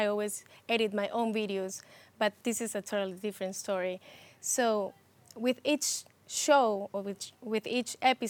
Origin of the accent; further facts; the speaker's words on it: Ecuador; now in New York, United States; I come from Ecuador, but since I came here, I've lived in the Bronx, so it's been a lot of years.